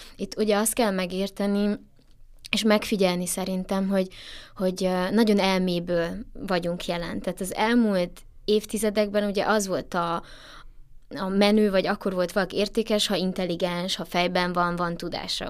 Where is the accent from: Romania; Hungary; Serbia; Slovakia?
Romania; Transylvania; moved away; erdélyi vagyok